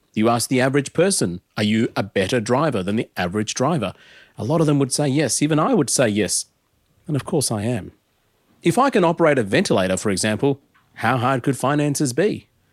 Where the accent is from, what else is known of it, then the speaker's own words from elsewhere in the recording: Adelaide, South Australia, Australia; as a nineties kid growing up in Adelaide